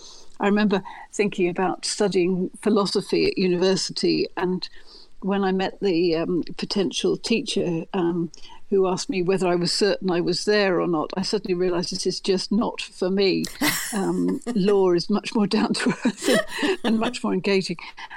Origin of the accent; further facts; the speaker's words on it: England, United Kingdom; now in Belfast, United Kingdom; Being English in that really quite complex environment.